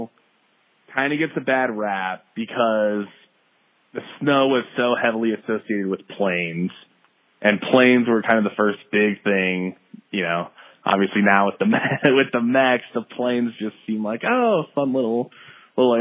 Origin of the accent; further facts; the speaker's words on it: the Northwest, Pacific Northwest, United States; we're from the Northwest in the United States